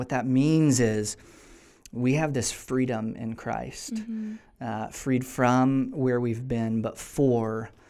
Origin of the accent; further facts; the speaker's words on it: Tennessee, United States; moved away as an adult; now in California, United States; We're originally from Tennessee, and so California is not home, but it has become home.